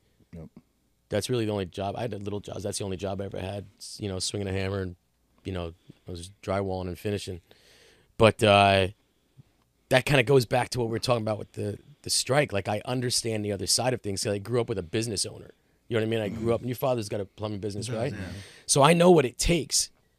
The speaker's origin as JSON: {"language": "English", "town": "Howell", "region": "New Jersey", "country": "United States", "said": "But I'm like, I'm right from Howell."}